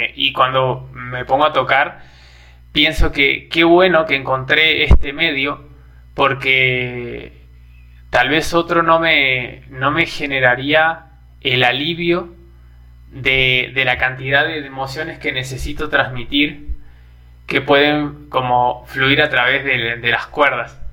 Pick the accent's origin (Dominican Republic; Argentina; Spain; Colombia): Argentina; now in Brazil; ahora estando en Brasil, cada vez que extraño a Argentina